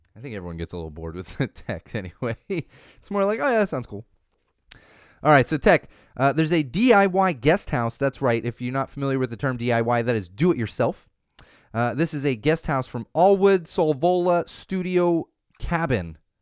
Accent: California, United States; also born or lived in Florida; I'm a California boy at heart, but I was born in Florida.

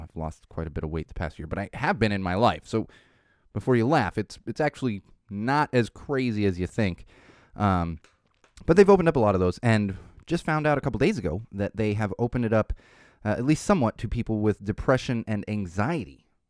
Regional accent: San Diego, California, United States; growing up in San Diego

